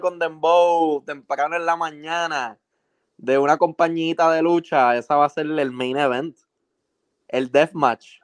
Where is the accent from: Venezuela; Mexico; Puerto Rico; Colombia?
Puerto Rico; Gurabo; mi pueblo el futuro de Puerto Rico